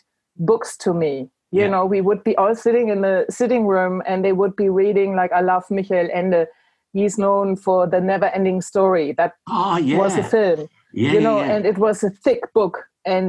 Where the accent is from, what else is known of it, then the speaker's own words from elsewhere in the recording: Germany; moved away as an adult; also born or lived in England; now in Ireland; I'm from Germany originally, but I live in Ireland